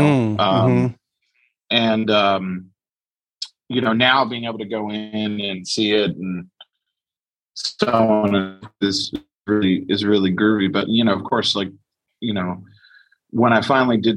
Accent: Chicago, Illinois, United States; I grew up, on the north side and on the corner of Armitage and Halsted.

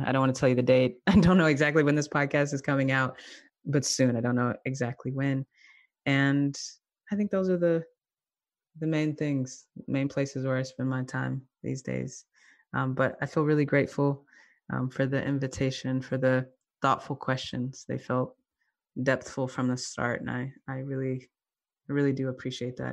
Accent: the South, United States; now in Durham, North Carolina, United States; I'm from the South, I moved back to the South, uh, last year

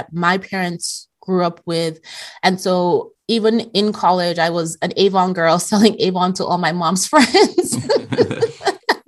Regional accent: Nigeria; moved away as an adult; also born or lived in Europe; I graduated high school in Nigeria

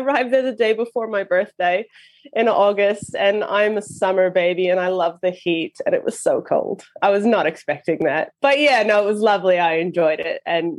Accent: Canada; now in New Zealand; Yeah, it's funny now because my accent sounds odd here and my accent sounds odd at home as well. So I don't really fit in anywhere anymore. But yeah, so I'm from Canada.

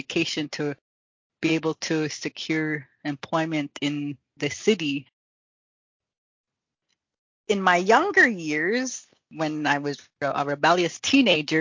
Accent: Maskwacis, Alberta, Canada; I grew up on a reserve called Musquechese in the middle of Alberta

